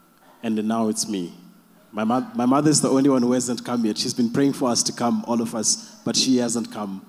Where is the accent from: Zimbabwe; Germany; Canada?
Zimbabwe; now in Cape Town, South Africa; I am from Cape Town, but originally from Zimbabwe.